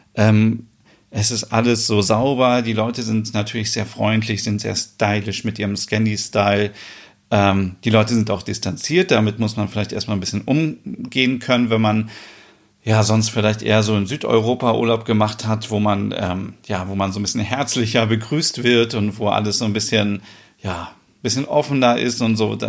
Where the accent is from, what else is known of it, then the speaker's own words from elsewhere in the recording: Germany; hier bei uns in Deutschland